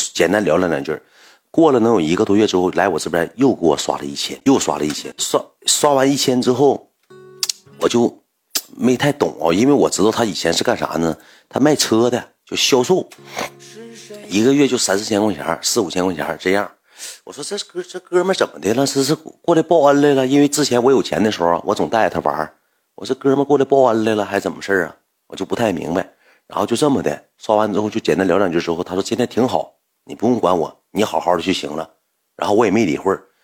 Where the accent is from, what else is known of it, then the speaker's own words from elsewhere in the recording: Heilongjiang, China; 我不是本地的，我说我黑龙江过来的